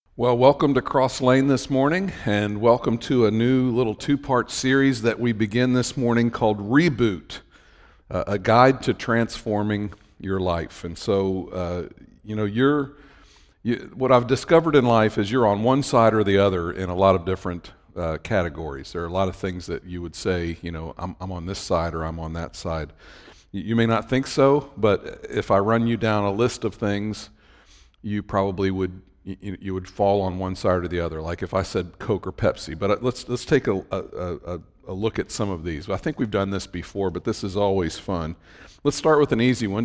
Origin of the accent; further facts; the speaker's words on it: Cincinnati, Ohio, United States; I'm from the Cincinnati area